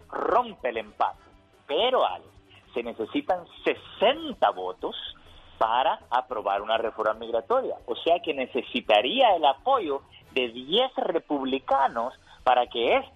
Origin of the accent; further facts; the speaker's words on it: San Luis Río Colorado, Sonora, Mexico; soy de San Luis Río Colorado y escucho a Genio Lucas todos los días.